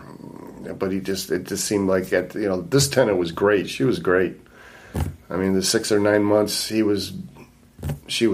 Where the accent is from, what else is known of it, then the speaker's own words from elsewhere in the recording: Livonia, Michigan, United States; also born or lived in Highland Park, Michigan / Taylor, Michigan / Redford, Michigan; I grew up in Livonia. That's where he finally settled down. 13 years in Livonia, went to Bentley